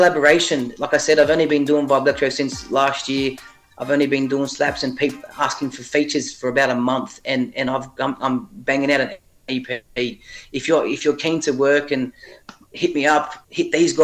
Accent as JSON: {"language": "English", "town": "Sydney", "region": "New South Wales", "country": "Australia", "said": "And I'm from Sydney. I'm from Sydney, Australia. Shout out to Ingleburn"}